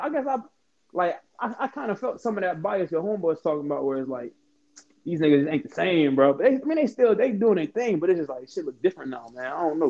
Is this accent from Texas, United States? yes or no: no; Tampa, Florida, United States; I'm from Tampa